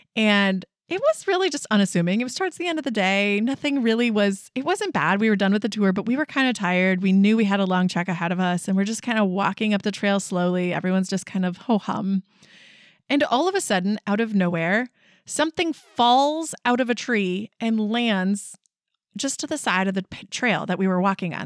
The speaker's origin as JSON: {"language": "English", "region": "Wisconsin", "country": "United States", "said": "we're from Wisconsin"}